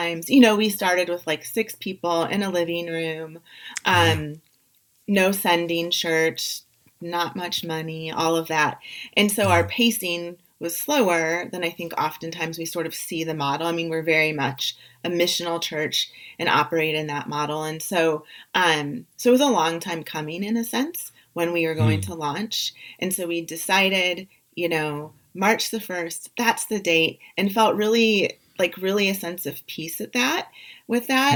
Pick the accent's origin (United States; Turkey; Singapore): United States; St. Louis, Missouri; now in Phoenix, United States; I'm from St. Louis originally